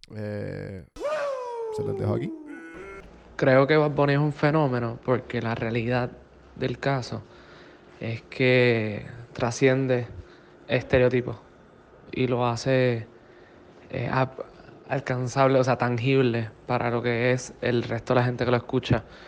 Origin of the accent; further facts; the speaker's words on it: Puerto Rico; siendo boricua